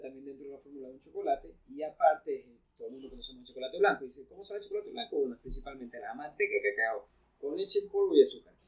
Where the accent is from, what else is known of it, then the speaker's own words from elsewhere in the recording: Ecuador; nosotros como ecuatorianos